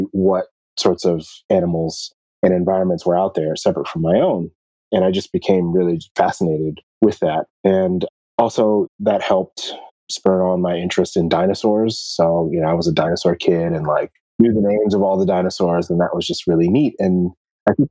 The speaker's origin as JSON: {"language": "English", "town": "Columbia", "region": "Maryland", "country": "United States", "tie": "born or raised there", "said": "I grew up in Columbia, Maryland, which is a planned community."}